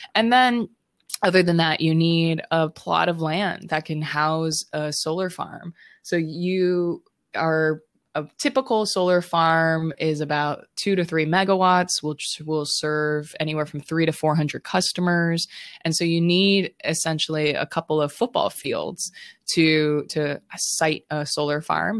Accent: Honolulu, Hawaii, United States; Growing up in Honolulu, Hawaii

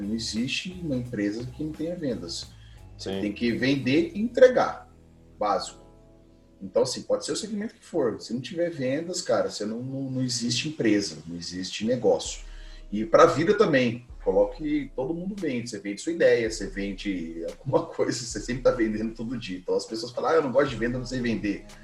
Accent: Londrina, Paraná, Brazil; now in Piracicaba, Brazil; eu sou de Londrina, não estou morando em Londrina há um tempo, mas somos de Londrina

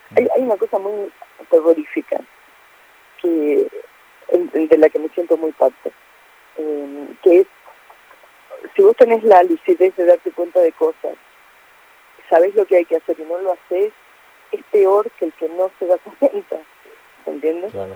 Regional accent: Salta, Argentina; yo soy de Salta

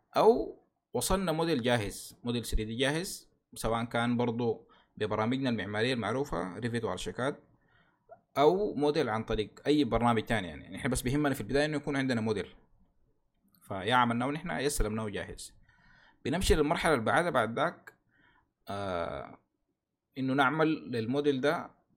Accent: Sudan; عندنا في السودان

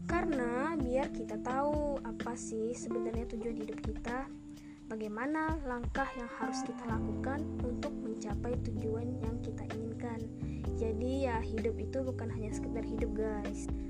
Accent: Ketapang, West Kalimantan, Indonesia; also born or lived in Sukadana; selama 12 tahun dari kecil dari aku lahir aku tinggal di Ketapang

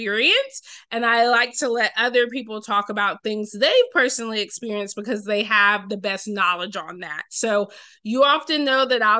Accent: Roswell, Georgia, United States; now in Durham, United States; where I grew up in Roswell, Georgia

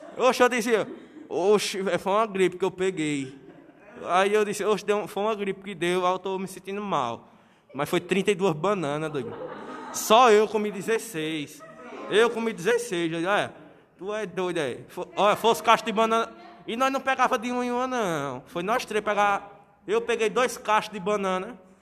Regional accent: Northeast Region, Brazil; eu sou nordestino

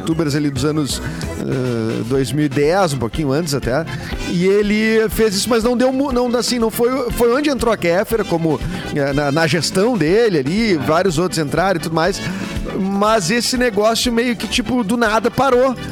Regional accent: the South, Rio Grande do Sul, Brazil; nós somos do Sul, né? eu sou do Sul

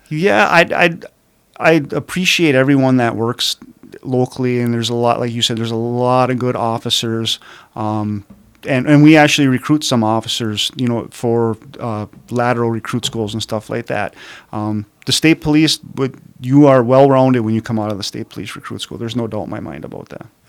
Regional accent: Calumet, Michigan, United States; also born or lived in Marquette, Michigan; born and raised in Calumet

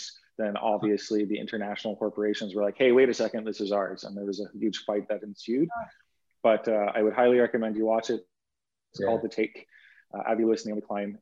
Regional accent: Canada; what I stand for as a Canadian

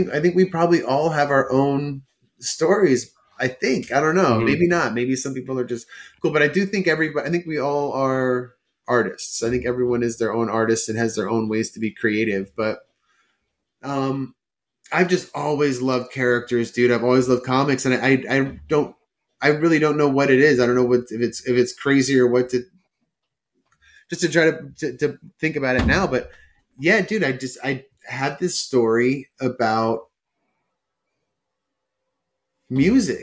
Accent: Northern New Jersey, United States; moved away as an adult; also born or lived in Allendale, New Jersey; now in Los Angeles, United States; we were growing up in Northern New Jersey

